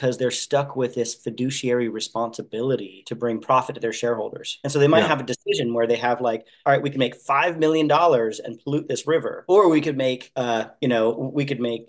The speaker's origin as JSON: {"language": "English", "town": "Santa Barbara", "region": "California", "country": "United States", "tie": "born or raised there", "also_born_or_lived": "Hawaii", "moved": "yes", "lives_now": "Sebastopol, United States", "said": "I grew up in Santa Barbara, California."}